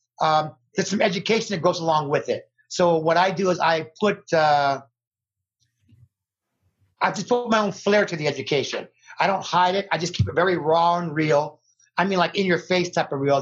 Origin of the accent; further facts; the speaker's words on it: Las Vegas, Nevada, United States; born and raised in Las Vegas, Nevada, famous Las Vegas, Nevada